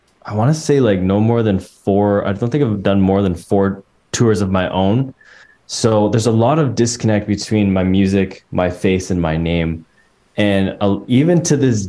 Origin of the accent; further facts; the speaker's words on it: Coquitlam, British Columbia, Canada; moved away as an adult; also born or lived in Vancouver / Prince Edward Island; now in Toronto, Canada; I grew up in Coquitlam, suburb, just about an hour east of the city of Vancouver.